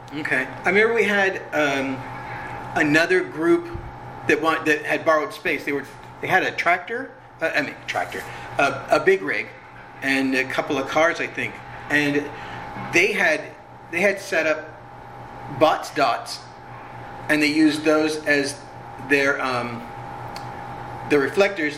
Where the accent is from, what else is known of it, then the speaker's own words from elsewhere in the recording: Orange County, California, United States; I grew up in Orange County, so my house was actually like three miles from Disneyland